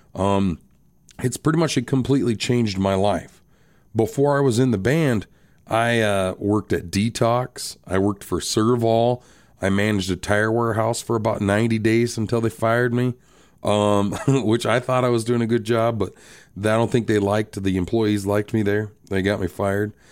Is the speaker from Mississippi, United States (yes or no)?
no; Rapid City, South Dakota, United States; also born or lived in Box Elder, South Dakota; I was born and raised in Rapid City, South Dakota